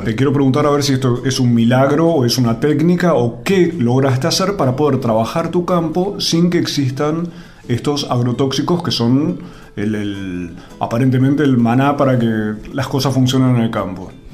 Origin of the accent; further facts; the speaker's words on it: Buenos Aires, Argentina; yo, porteño, urbano